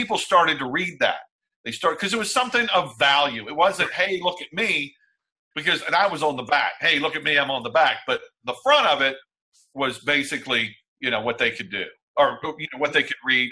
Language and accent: English; Texas, United States; I'm from Texas